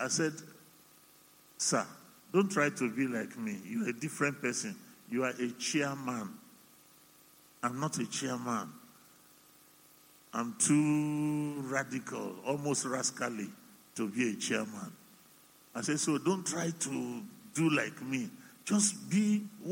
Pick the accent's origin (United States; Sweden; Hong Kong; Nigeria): Nigeria; Yorubaland; also born or lived in Cameroon; I'm Omo Ibo who grew up in Yoruba land